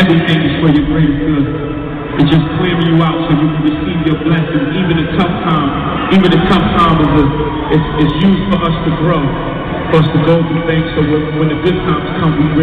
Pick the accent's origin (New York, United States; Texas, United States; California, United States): New York, United States; New York City; I'm from the bottom, I'm from the mud, I'm from Fonky Project, I'm from Memphis, Stuyvesant, from Brooklyn, New York City